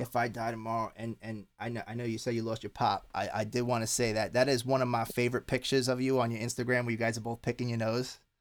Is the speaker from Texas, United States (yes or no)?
no; Long Island, New York, United States; moved away; I grew up on on Long Island